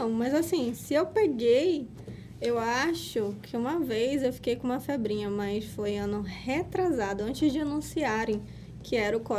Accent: Amazonas, Brazil; Mas, por enquanto, não. Sou amazonense

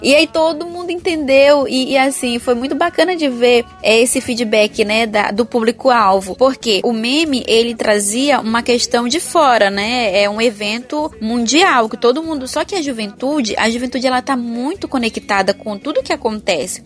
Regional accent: Amazonas, Brazil; accent: Amazonense; a gente utilizou uma linguagem amazonense, trazendo aí o nosso dialeto

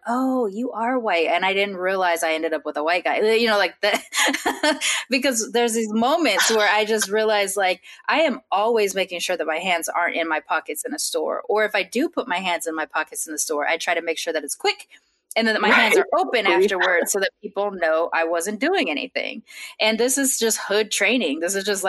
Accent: Long Beach, California, United States; I'm from Long Beach or I'm from California

